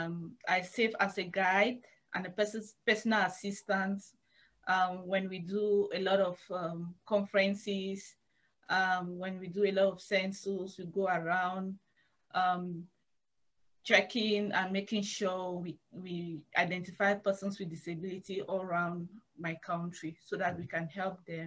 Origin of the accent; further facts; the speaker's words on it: Bamenda, Northwest Region, Cameroon; moved away as an adult; I'm from Bamenda. Bamenda is the capital city of Northwest region.